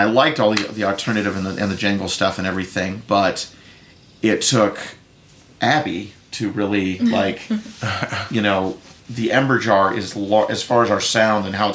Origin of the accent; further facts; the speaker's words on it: the South, United States; even in my accent from time to time. I was raised in the South after all